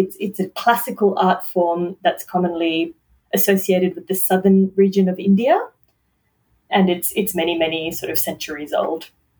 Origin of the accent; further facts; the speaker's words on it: New Zealand; also born or lived in Middle East; And then I was born in the Middle East, but my parents moved to New Zealand.